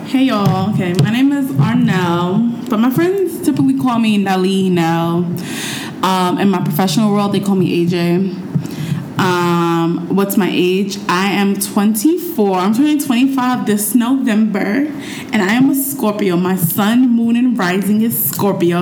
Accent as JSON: {"language": "English", "town": "New York City", "region": "New York", "country": "United States", "said": "I'm just from Harlem"}